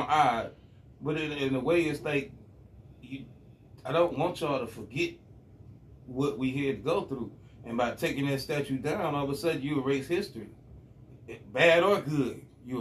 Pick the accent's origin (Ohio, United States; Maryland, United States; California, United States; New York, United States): Ohio, United States; Cleveland Heights; I grew up in Cleveland Heights